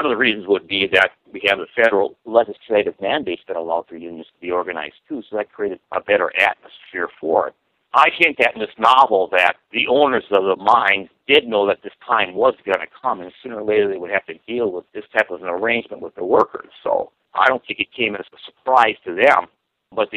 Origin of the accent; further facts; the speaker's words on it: Minnesota, United States; my hometown there